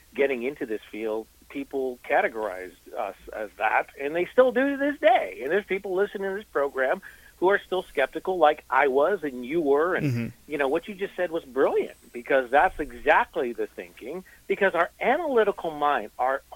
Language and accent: English; East Coast, United States; moved away; I'm originally from the East Coast